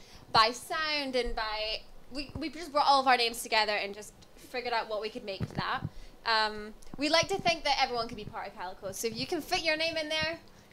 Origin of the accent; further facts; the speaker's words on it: Edinburgh, Scotland, United Kingdom; accent: Scottish; moved away as an adult; now in London, United Kingdom; I'm from Edinburgh in Scotland, if you can't tell by my accent. I've been in London for like 4 years now. I love it here. I moved here for the band